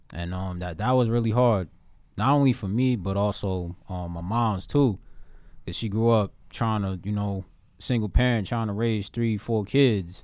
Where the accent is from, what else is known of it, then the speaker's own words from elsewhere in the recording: Newark, New Jersey, United States; I'm a poet from the Bridge City, nine seven three, Newark, New Jersey